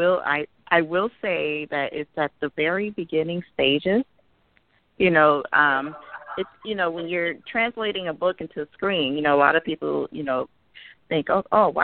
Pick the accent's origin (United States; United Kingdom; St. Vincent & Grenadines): United States; Chicago, Illinois; I grew up in Chicago, you know, on the south side, at, you know, half in Englewood and half in Roseland